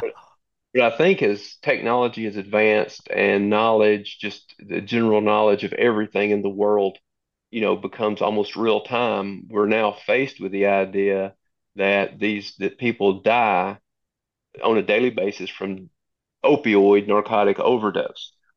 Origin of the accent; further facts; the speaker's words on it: Southwest Tennessee, United States; I grew, born and raised in Southwest Tennessee. I'm assuming you can hear that in my voice